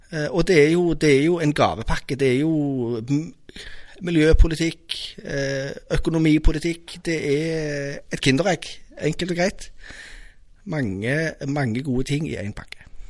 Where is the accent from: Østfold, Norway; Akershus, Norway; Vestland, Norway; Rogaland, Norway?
Rogaland, Norway; Stavanger; also born or lived in Mosterøy; jeg har vokst opp på Madla